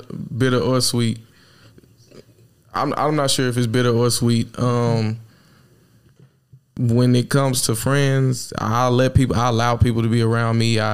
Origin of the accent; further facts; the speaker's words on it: Texas, United States; I'm from Texas